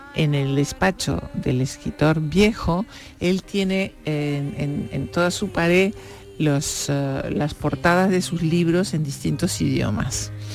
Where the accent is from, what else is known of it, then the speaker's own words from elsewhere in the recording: Uruguay; now in Spain; yo vengo un país diminuto, en Uruguay somos cuatro millones de habitantes